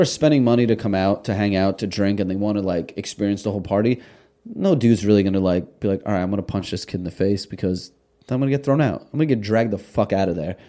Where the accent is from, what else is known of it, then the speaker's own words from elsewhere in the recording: Russia; now in United States; we came from Russia. I was born in Russia.